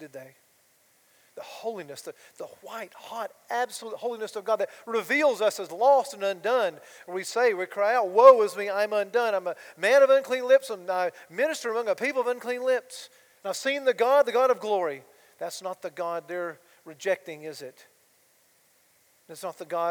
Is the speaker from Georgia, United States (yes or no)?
yes; Georgia, United States; my hometown in Georgia